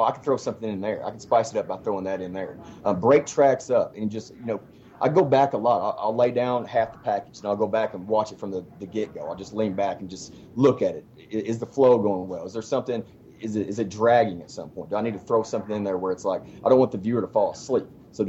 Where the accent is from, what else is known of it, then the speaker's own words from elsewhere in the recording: Paducah, Kentucky, United States; Paducah, Kentucky.